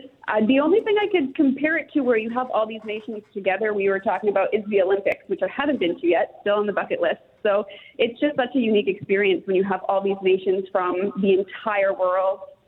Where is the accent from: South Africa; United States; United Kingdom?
United Kingdom; England; Yeah, well, I was born in England, originally from there